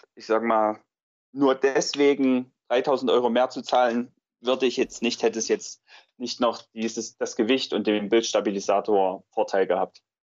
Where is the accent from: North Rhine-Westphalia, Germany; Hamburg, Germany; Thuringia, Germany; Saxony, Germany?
Thuringia, Germany; Weimarer Land; vor allem die Gegend, aus der ich komme, ich komme aus dem Weimarer Land